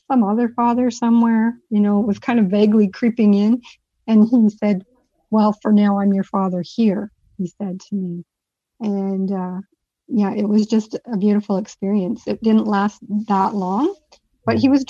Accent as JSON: {"language": "English", "region": "England", "country": "United Kingdom", "said": "being English and a four-year-old"}